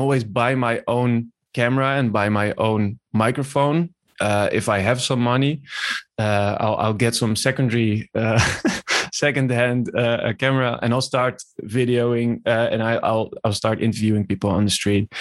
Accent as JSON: {"language": "English", "town": "Nieuwegein", "region": "Utrecht", "country": "Netherlands", "tie": "born or raised there", "moved": "as an adult", "said": "I was born in Nieuwegein in 1991, and I grew up there."}